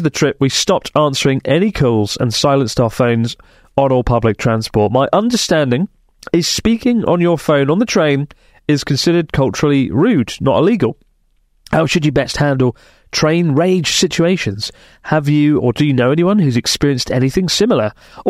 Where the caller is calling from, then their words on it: Sydney, New South Wales, Australia; from Sydney, Australia.